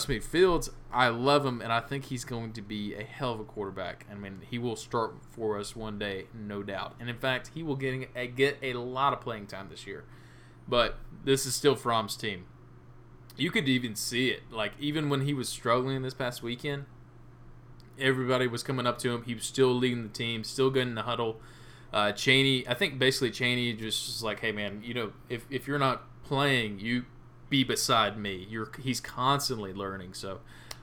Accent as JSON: {"language": "English", "region": "Middle Georgia", "country": "United States", "said": "We're from Middle Georgia."}